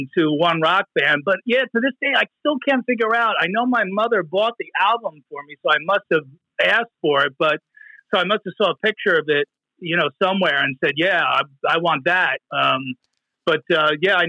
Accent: New Jersey, United States; I grew up in Jersey

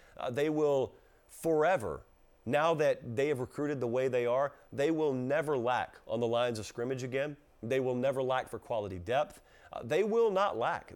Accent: the South, United States; I come from the South, okay? And I come from the sixty-five corridor and the seventy-five corridor. There are a lot of small towns in South Georgia and South Alabama

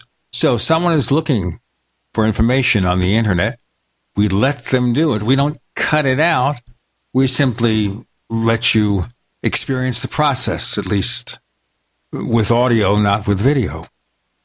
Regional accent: New York City, New York, United States; moved away; I grew up in Brooklyn, New York

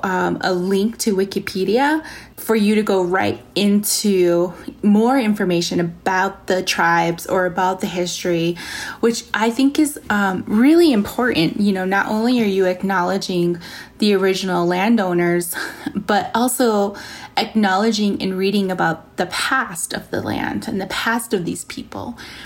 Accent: Navajo Nation, United States; So I come from the Navajo Nation, and, you know, we have some fantastic places out there, you know, like Antelope Canyon and all of these beautiful, you know, Monument Valley

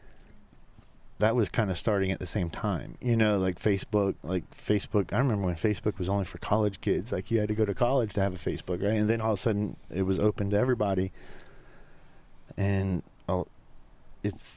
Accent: South Florida, United States; growing up in South Florida

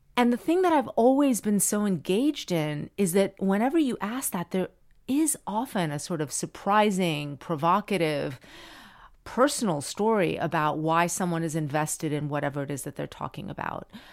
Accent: Miami, Florida, United States; moved away; I grew up in Miami and everyone spoke Spanish

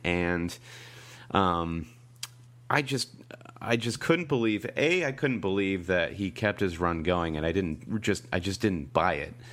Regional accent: United States; we're American

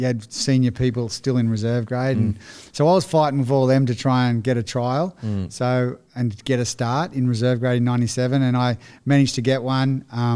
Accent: Currie, New South Wales, Australia; born there; Yeah, so I was born in Currie, which is about 40 minutes from Newcastle.

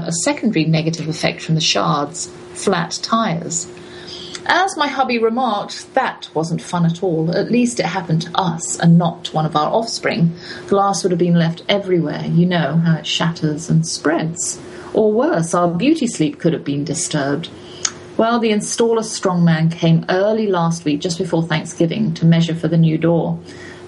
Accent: England, United Kingdom; as an English person

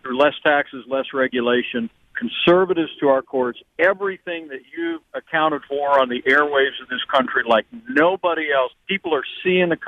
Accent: Southern Indiana, United States; growing up in Southern Indiana

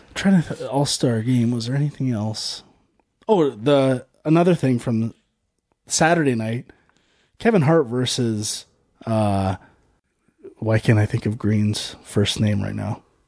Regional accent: Canada; I am a Canadian

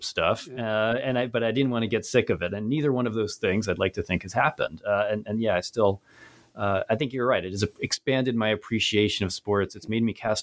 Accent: Cherry Hill, New Jersey, United States; now in York, United States; I'm originally from Cherry Hill, New Jersey, but I'm currently a professor of history, an assistant professor of history at York College of Pennsylvania, York, Pennsylvania

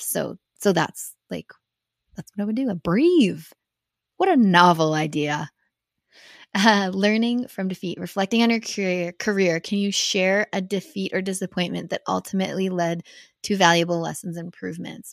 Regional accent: Canada; being a Canadian at X Games is a lot different than being an American because I had Canadian sponsors

